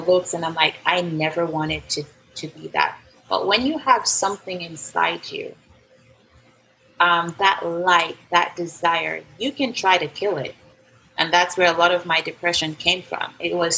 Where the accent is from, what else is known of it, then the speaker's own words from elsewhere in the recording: Jamaica; I was born in Jamaica